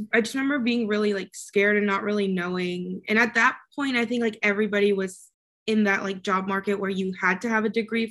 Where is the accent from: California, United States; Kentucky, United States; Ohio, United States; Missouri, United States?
Kentucky, United States; accent: Southern; also born or lived in Mexico / Chicago; And then my mom got a job in Kentucky of all places. So I moved there. My dad stayed in Mexico. And I grew up in Kentucky, even had like a little bit of a Southern accent